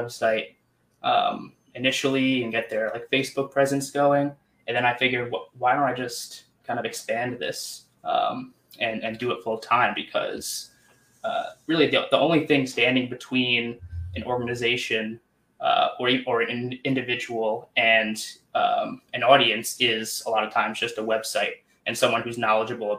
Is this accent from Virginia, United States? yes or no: no; New York, United States; I'm from New York